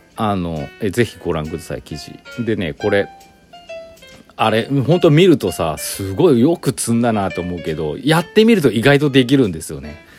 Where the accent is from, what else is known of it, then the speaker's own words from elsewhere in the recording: Aichi, Japan; moved away as an adult; now in Gifu, Japan; 私岐阜歴14年愛知県出身